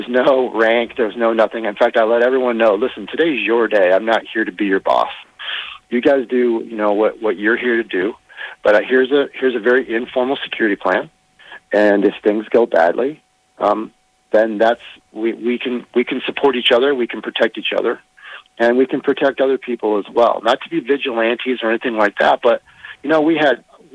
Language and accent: English; Minnesota, United States; I'm from Minnesota